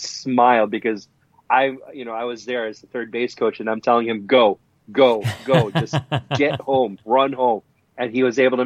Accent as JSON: {"language": "English", "country": "Philippines", "said": "My home country, the Philippines"}